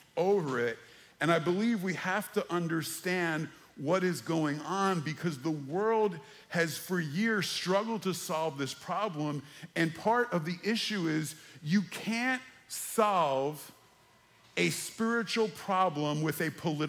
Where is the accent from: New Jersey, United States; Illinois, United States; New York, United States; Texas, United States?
New Jersey, United States; I grew up in the Holy Land, New Jersey, where there were more Jews than in Jerusalem